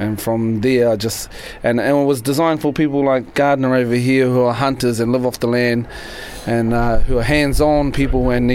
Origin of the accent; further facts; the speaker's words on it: Tolaga Bay, Gisborne, New Zealand; Tolaga Bay, up the east coast.